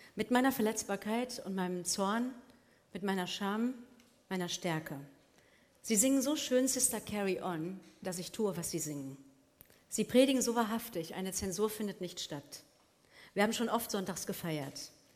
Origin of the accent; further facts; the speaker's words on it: Germany; dem tödlichen Naziregime meiner deutschen Heimat entkommen